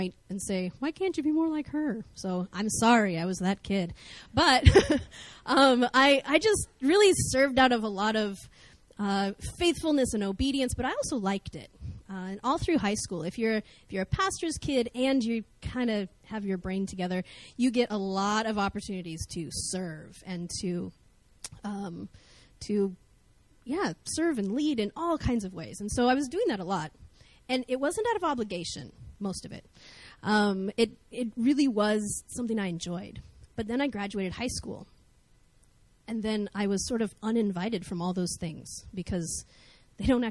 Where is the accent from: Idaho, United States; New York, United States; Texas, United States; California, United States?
Idaho, United States; North; I grew up in North Idaho in America.